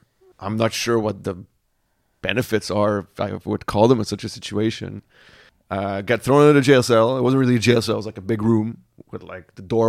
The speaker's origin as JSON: {"language": "English", "country": "Senegal", "tie": "born there", "also_born_or_lived": "Nigeria", "said": "Dad was born in Sierra Leone. I was born in Senegal. So we're very much West Africa."}